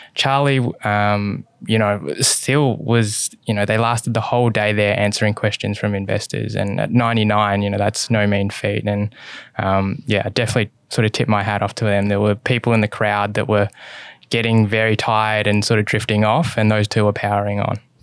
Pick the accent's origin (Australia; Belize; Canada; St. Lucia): Australia; my Mum is born in Hong Kong and my dad is born in China and I was born in Australia.